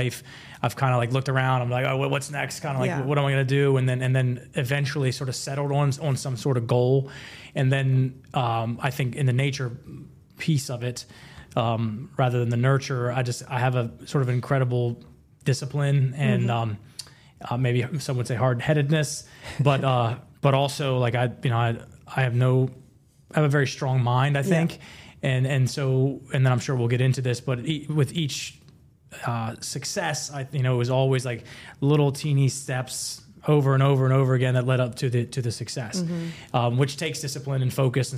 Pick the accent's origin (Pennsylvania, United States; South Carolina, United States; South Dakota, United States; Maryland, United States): Maryland, United States; Eastern Shore of; moved away as an adult; also born or lived in Virginia; I was raised on the Eastern Shore of Maryland by a single mother working on a farm